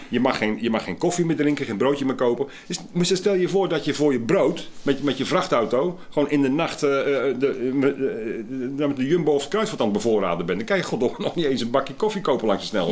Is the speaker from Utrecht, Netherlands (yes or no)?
no; Sliedrecht, South Holland, Netherlands; moved away; also born or lived in Willemstad / Hoorn; ik kom uit Sliedrecht van origine.